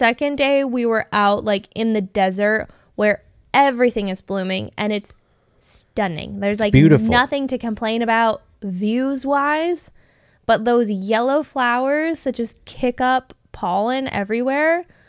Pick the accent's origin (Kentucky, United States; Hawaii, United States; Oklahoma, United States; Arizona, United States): Arizona, United States; And like, we're from Arizona.